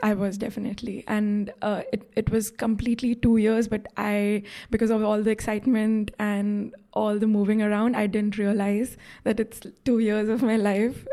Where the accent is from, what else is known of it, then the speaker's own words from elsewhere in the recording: India; moved away as an adult; also born or lived in Rotterdam / Bologna / Oslo; I'm originally from India